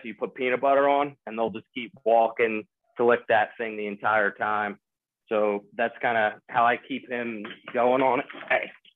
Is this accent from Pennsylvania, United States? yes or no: yes; Springfield, Pennsylvania, United States; I'm from Springfield, Delaware County, right outside of Pennsylvania